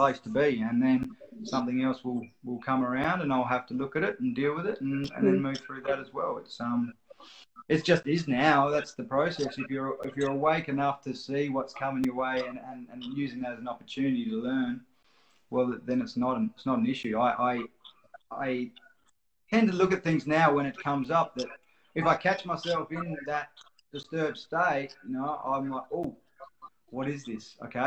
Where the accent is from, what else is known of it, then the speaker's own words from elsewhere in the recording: Australia; I'm an Aussie bloke, so I'm a bogan